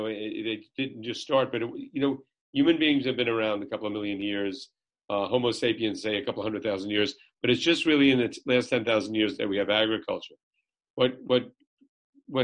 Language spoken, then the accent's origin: English; Jersey City, New Jersey, United States; I was born in Jersey City